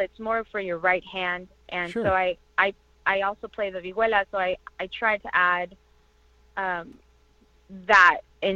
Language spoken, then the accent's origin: English; Orange County, California, United States; also born or lived in Toluca, Mexico / East Los Angeles; I was born in Toluca, Mexico, and I was raised in California in Orange County, and I currently reside in East Los Angeles